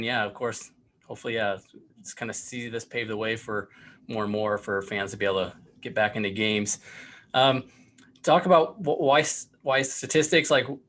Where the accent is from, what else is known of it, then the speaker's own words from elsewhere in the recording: Northwest Indiana, United States; Yeah, I grew up in Northwest Indiana